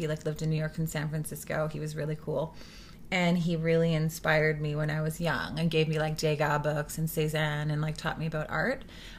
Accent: West Vancouver, British Columbia, Canada; moved away as an adult; Yeah, I was raised on the North Shore, West Van. And I moved when I was 18.

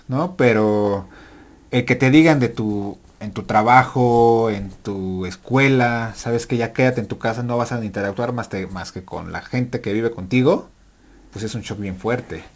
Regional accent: Mexico

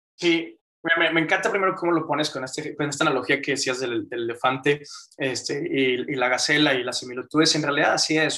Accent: Monterrey, Nuevo León, Mexico; me metí a mecatrónica aquí en, en Monterrey, Nuevo León, eh, aquí he estado, soy mexicano

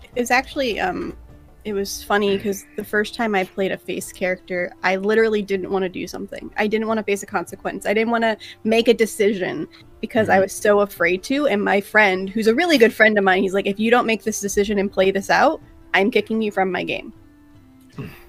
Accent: South Florida, United States; now in Tampa, United States; we grew up in South Florida

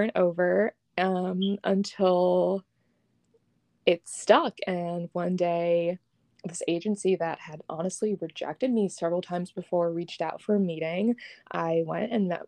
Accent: New York, United States; moved away; I was originally from New York

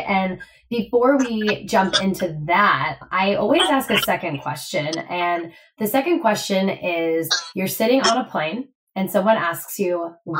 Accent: Midwest, United States; I'm from the Midwest

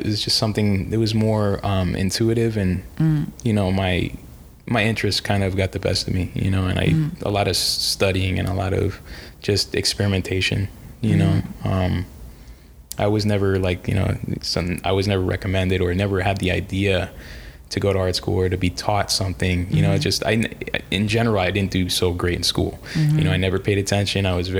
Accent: New York, United States; born there; when I was born in New York

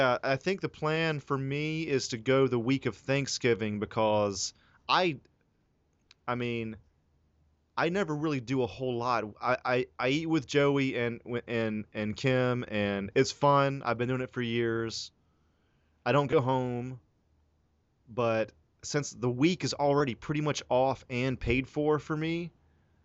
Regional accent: the South, United States; now in Los Angeles, United States; I'm from the South

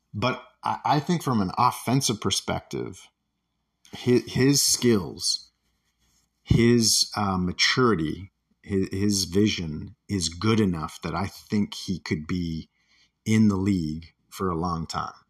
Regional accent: Toronto, Ontario, Canada; When I was growing up in the Toronto area

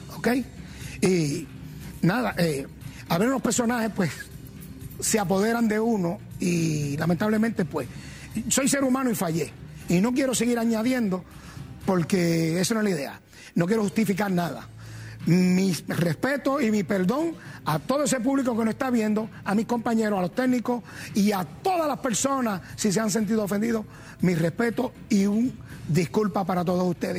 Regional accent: Gurabo, Puerto Rico; yo soy de Masajuno de Gurabo

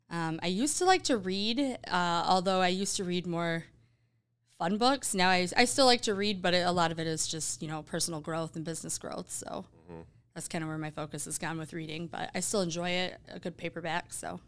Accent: Sault Ste. Marie, Michigan, United States; now in Grand Rapids, United States; So I grew up in the UP, up in Sault Ste. Marie, Michigan, small little town. I think there's maybe 15,000 people there, and most of them are college students because we have Lake State.

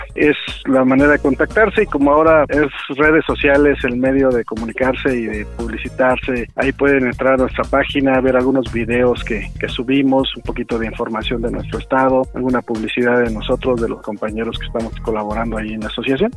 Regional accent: Oaxaca, Mexico; mis paisanos se interesen por toda la historia que tenemos aquí en Oaxaca

